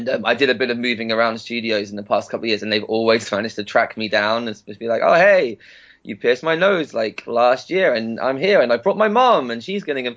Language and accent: English; Southwick, South East England, United Kingdom; I was born and I grew up in Southwick, which is a wee town just about 20 minutes down on the train from Brighton